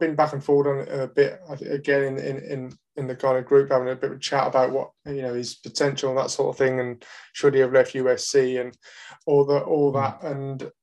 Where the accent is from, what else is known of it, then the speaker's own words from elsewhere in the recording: Birmingham, West Midlands, United Kingdom; I'm from Birmingham, not from Essex.